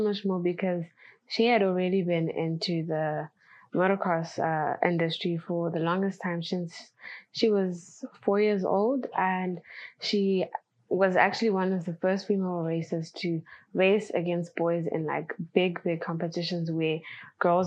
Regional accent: Zimbabwe; I come from Zimbabwe in Africa

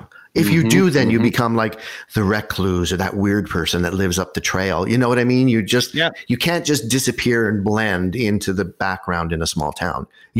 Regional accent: Concord, Massachusetts, United States; I grew up in a small town. I grew up in Concord, Massachusetts, which is full of stories and ghosts and things.

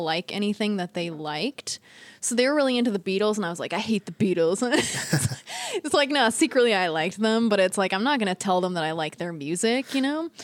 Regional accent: Northern California, United States; also born or lived in Walnut Creek, California; I was born and raised in Northern California

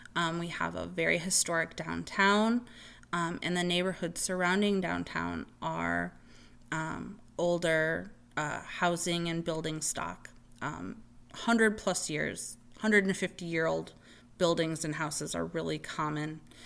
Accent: Zion, Illinois, United States; now in Bloomington, United States; My hometown of Zion, Illinois

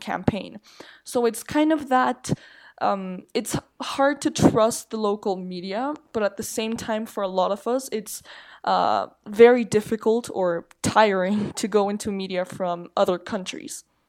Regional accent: Mexico City, Mexico; I'm from Mexico City. Just lived here all my life

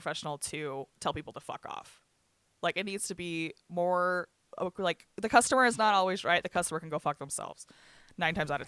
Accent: Bryce, Utah, United States; I grew up in Bryce

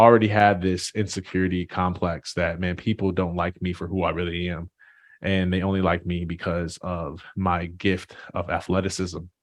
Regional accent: Jackson, Michigan, United States; I'm originally from a small town, uh, Jackson, Michigan

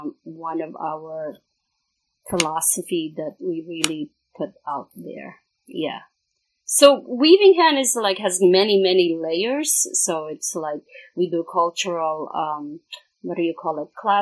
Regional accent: Philippines; I'm from the Philippines

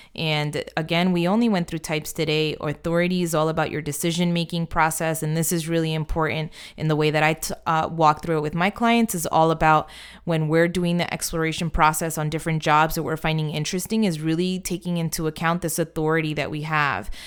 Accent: United States; I am American

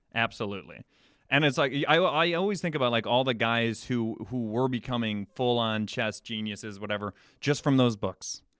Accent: Chicago, Illinois, United States; I come from, I'm from Chicago

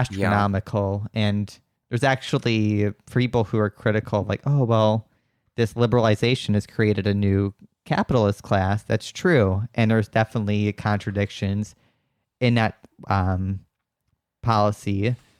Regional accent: Wisconsin, United States; moved away as an adult; also born or lived in San Francisco Bay Area; now in San Francisco, United States; Wisconsin, which is where I'm from

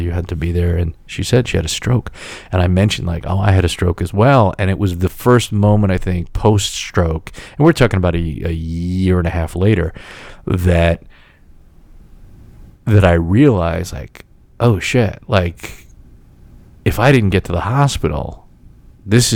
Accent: United States; some guy from the New York, New Jersey area

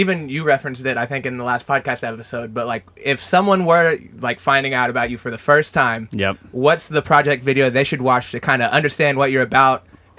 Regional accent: Oklahoma, United States; I'm not gonna lie, I'm from Oklahoma. Never heard of it before.

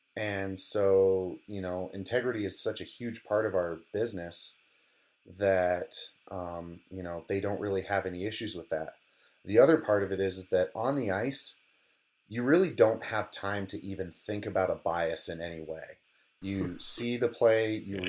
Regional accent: Colorado, United States; moved away as an adult; also born or lived in Minnesota; I grew up in Colorado

